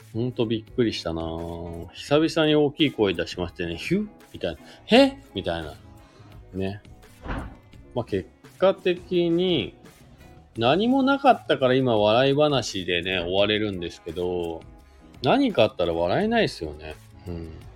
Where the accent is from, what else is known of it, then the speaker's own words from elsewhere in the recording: Oyama, Shizuoka, Japan; now in Hakuba, Japan; 静岡県の小山市というところですかね、僕の地元なんですけど